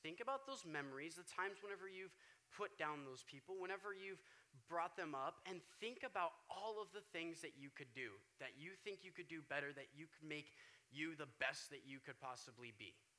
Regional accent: Wichita, Kansas, United States; now in Oregon, United States; where I'm from, I'm from Wichita, Kansas, for those of you that don't know. I moved out here about two years ago

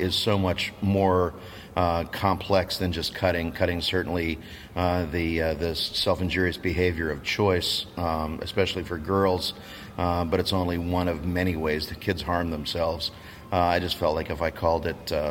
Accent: Canada; I'm a Canadian

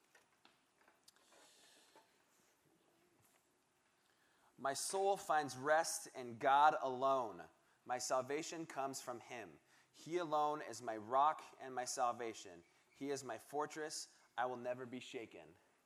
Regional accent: Seattle, Washington, United States; moved away; I am originally from Seattle, Washington

